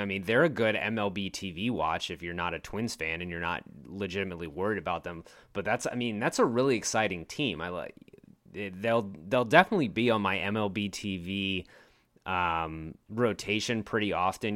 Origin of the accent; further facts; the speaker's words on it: Richmond, Virginia, United States; now in Texas, United States; I grew up in Richmond, Virginia